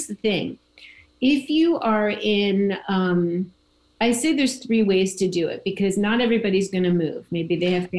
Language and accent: English; New Jersey, United States; moved away as an adult; also born or lived in New York / Washington, D.C. / Florida; I was born in New Jersey. I spent my whole life New York, New Jersey, Washington, D.C. And I moved to Florida